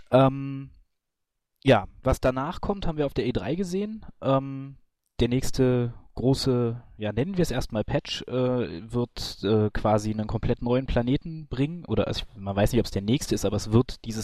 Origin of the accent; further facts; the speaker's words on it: North Rhine-Westphalia, Germany; Genau, ähm, ich komme auch aus der Ecke.